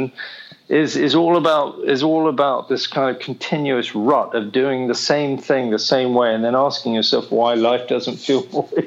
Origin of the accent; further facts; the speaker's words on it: Oxford, South East England, United Kingdom; now in London, United Kingdom; I grew up in Oxford